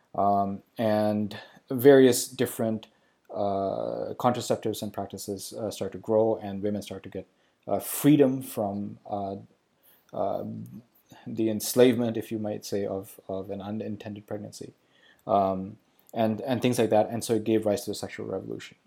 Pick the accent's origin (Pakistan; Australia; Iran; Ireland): Pakistan; moved away; also born or lived in Sri Lanka; I grew up in Pakistan. I was born in Sri Lanka. I grew up in Pakistan.